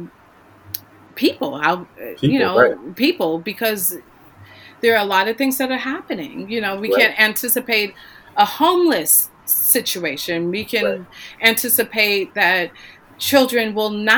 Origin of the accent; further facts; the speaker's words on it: New York, United States; moved away; settled in my hometown, you know, New York